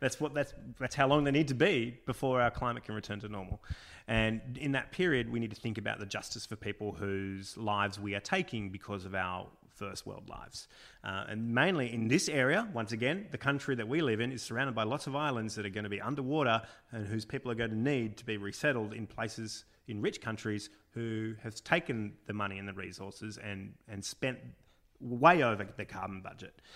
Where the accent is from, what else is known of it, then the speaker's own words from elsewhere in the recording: Australia; being Australian